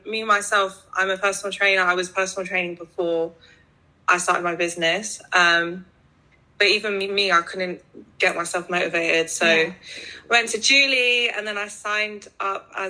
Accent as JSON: {"language": "English", "region": "London", "country": "United Kingdom", "tie": "born or raised there", "said": "I'm from London. I was born and raised here"}